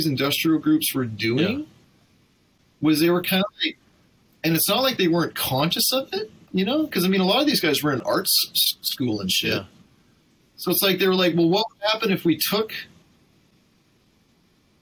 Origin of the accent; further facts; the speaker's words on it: Vancouver, British Columbia, Canada; I'm from Vancouver